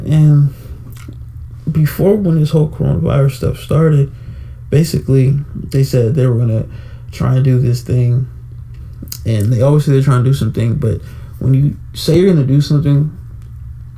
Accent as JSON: {"language": "English", "town": "Atlanta", "region": "Georgia", "country": "United States", "tie": "born or raised there", "said": "my hometown, Atlanta"}